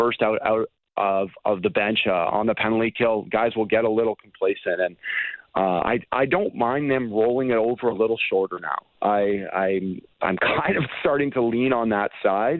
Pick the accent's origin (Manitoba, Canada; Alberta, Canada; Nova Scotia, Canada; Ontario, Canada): Ontario, Canada; Toronto; I grew up in Toronto.